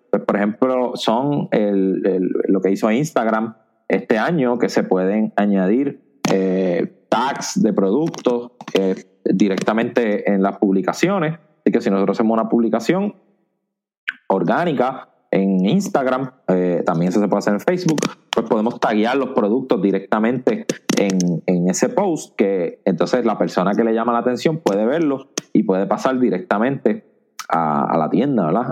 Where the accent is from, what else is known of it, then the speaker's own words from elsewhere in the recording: Añasco, Puerto Rico; grabando desde mi pueblo natal, Añasco, Puerto Rico